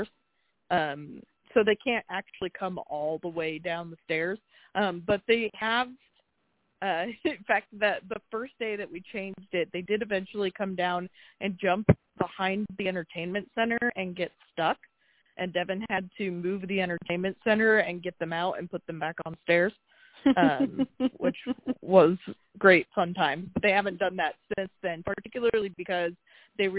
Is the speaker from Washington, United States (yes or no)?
yes; Washington, United States; I am from the state of Washington in the Pacific Northwest